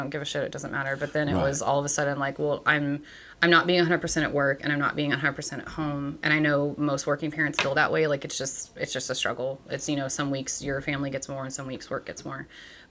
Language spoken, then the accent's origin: English; East Texas, United States; moved away as an adult; now in Bryan, United States; I grew up in East Texas. I moved here for college.